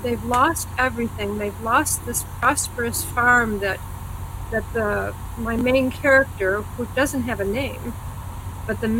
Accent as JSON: {"language": "English", "region": "New York", "country": "United States", "tie": "born or raised there", "also_born_or_lived": "Texas / Rochester, New York", "said": "I was born in Texas. Texan, and I was born in Texas. But I came to New York State when I was just a babe in arms."}